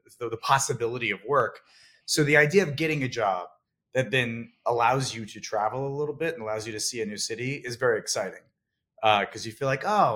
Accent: New Jersey, United States; also born or lived in San Francisco; now in New York, United States; grew up in New York and in a very rural part of New Jersey

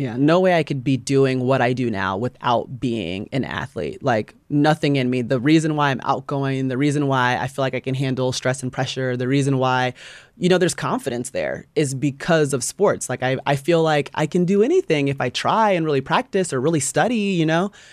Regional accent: Atlanta, Georgia, United States; I grew up in Atlanta area

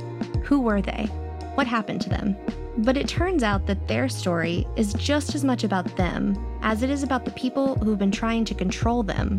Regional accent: Houston, Texas, United States; I was born and raised in Houston. I went to Texas public schools and graduated from the University of Texas. I've written for newspapers and magazines across the state. Actually, I've never lived anywhere else.

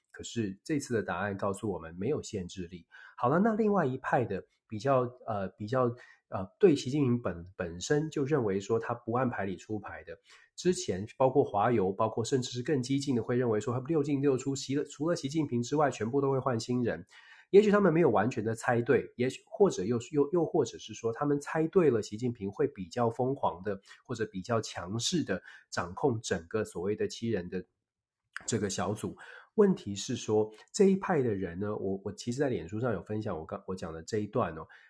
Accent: Taiwan; 我们台湾人自己

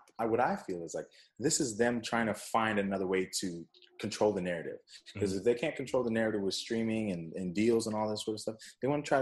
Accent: West Coast, United States; also born or lived in Jamaica; I'm from the West Coast.

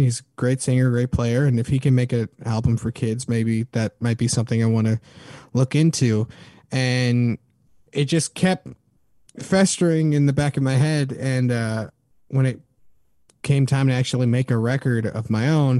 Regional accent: Denver, Colorado, United States; now in San Jose, United States; I come from Denver, Colorado, and I come from a multi

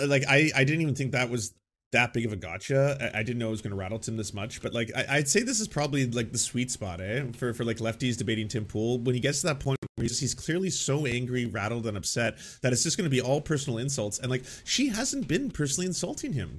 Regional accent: Canada; I'm a Canadian

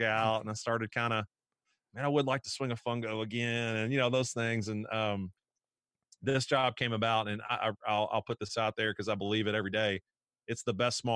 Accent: Frankfort, Kentucky, United States; moved away; I'm from Frankfort, Kentucky

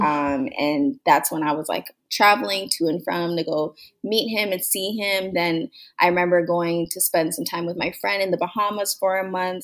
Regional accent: Mississauga, Ontario, Canada; also born or lived in Toronto; I was born in Toronto, Ontario, Canada. And I growing up, I was just a girl. We moved from the city, Toronto, to Mississauga

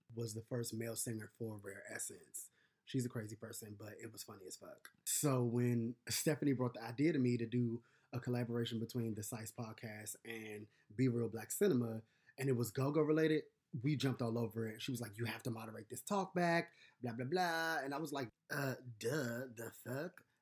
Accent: Washington, District of Columbia, United States; also born or lived in Atlanta; I was born and raised in Southeast. I live in Southeast right now

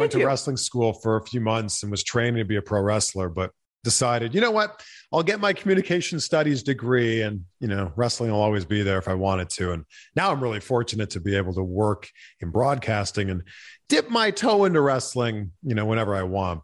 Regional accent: Canada; growing up in Canada

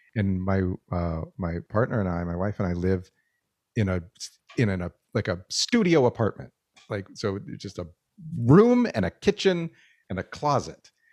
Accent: Albuquerque, New Mexico, United States; now in Canada; I grew up in New Mexico

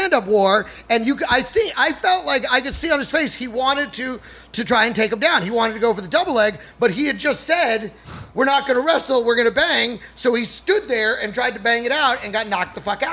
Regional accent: Dallas, Texas, United States; also born or lived in El Paso, Texas; I grew up in Dallas.

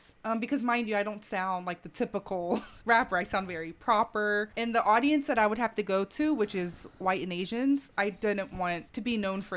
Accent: Atlanta, Georgia, United States; I'm from Atlanta

